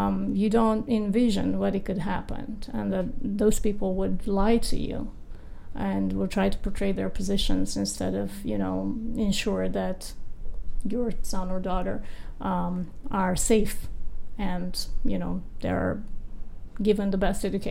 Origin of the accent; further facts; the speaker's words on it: Romania; moved away as an adult; now in United States; I grew up in Romania in a country where there is no respect for law.